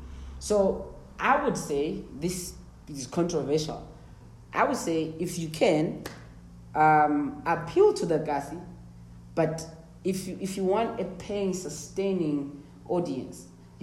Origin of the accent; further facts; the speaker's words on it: South Africa; I'm from Ekasi, bro.